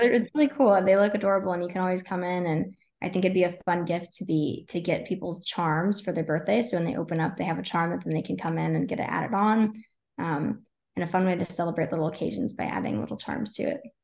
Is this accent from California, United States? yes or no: no; Texas, United States; moved away as an adult; now in Tampa, United States; so I'm originally from Texas, all my family's still there